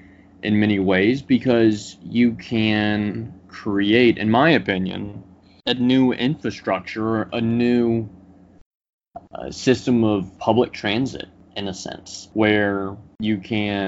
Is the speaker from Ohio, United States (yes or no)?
no; Tennessee, United States; moved away; I'm from Tennessee originally, and we have a lot of rural backcountry roads